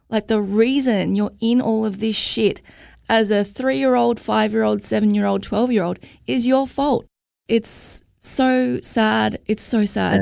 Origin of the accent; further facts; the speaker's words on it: Logan, Queensland, Australia; I'm from Logan.